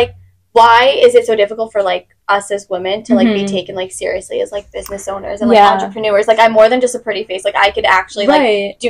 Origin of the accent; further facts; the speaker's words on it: Babylon, New York, United States; I come from Babylon